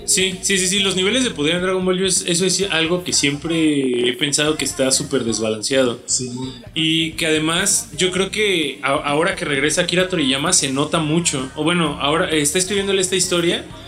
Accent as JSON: {"language": "Spanish", "country": "Mexico", "said": "de donde nosotros somos de México"}